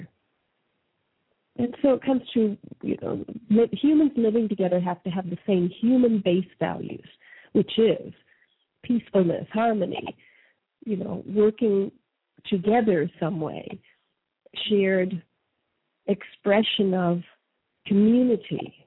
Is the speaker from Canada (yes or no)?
yes; Canada; moved away; I was raised in Canada.